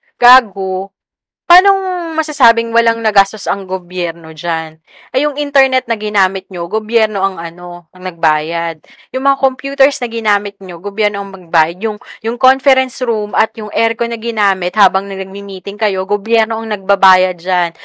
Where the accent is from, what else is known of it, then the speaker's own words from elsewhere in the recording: Quezon City, Metro Manila, Philippines; educated in Manila ako, pero taga QC ako